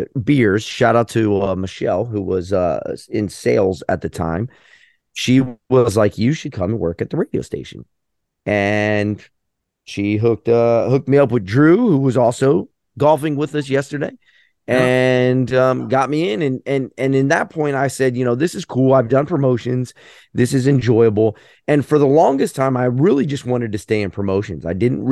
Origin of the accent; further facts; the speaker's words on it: St. Petersburg, Florida, United States; growing up in St. Pete